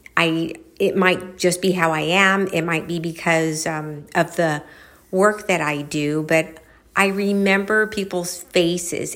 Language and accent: English; Los Angeles, California, United States; I was born